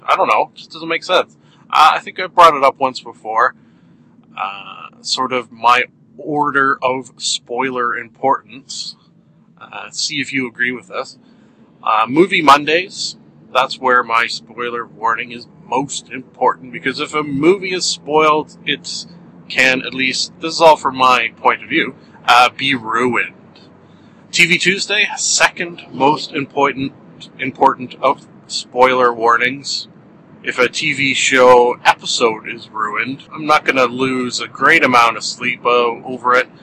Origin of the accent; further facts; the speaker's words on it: Canada; being Canadian